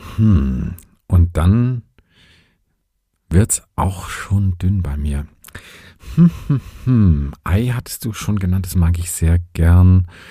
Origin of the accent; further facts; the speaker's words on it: Vogtland, Saxony, Germany; die Pflanze meiner Heimat quasi. Im Vogtland spielt der Vogelbeerbaum eine große Rolle.